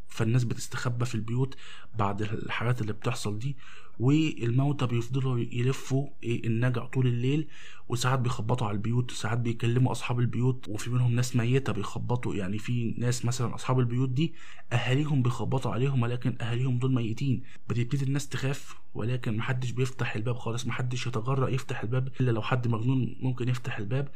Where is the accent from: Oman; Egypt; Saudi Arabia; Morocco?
Egypt; عندنا في مصر